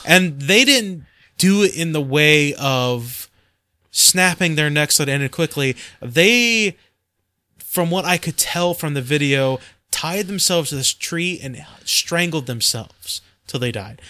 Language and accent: English; United States